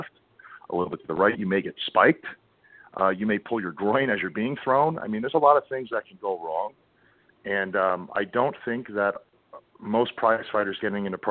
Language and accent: English; New York, United States; I grew up in New York, so that New England foul mouth